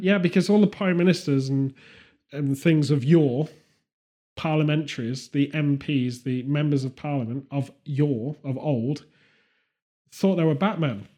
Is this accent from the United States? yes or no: no; United Kingdom